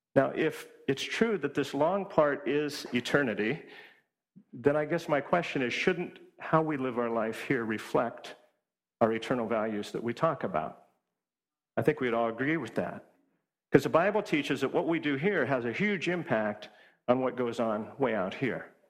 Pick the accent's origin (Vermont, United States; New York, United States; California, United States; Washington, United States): Washington, United States; moved away as an adult; also born or lived in Hawaii; now in East Coast, United States; my wife and I grew up in Washington State